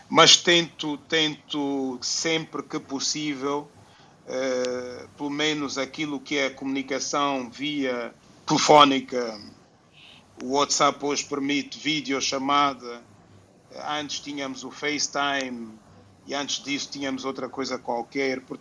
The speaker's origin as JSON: {"language": "Portuguese", "country": "Angola", "tie": "born there", "said": "Porque nós nascemos em Angola por algum motivo, né?"}